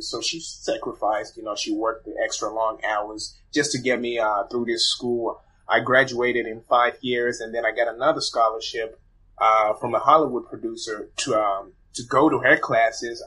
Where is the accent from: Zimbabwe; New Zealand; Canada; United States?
Zimbabwe; I was born in Zimbabwe